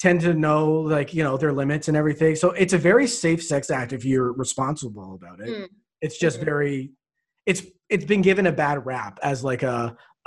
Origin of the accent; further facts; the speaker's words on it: Canada; I'm Canadian